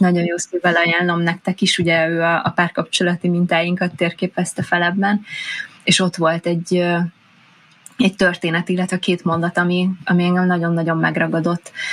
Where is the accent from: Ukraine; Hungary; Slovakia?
Hungary; vidéken nőttem fel, kisfaluból származom